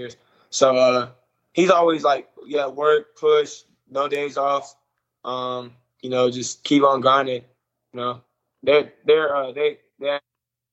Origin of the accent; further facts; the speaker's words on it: Nashville, Tennessee, United States; I was born in Nashville